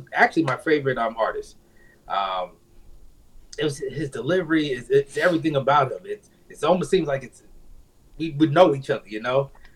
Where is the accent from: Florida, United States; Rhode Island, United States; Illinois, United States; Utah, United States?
Florida, United States; Orlando; moved away as an adult; also born or lived in St. Thomas, U.S. Virgin Islands; now in Las Vegas, United States; When I was about 6, I moved to Orlando. So I pretty much grew up there and moved out here to Vegas in 2007.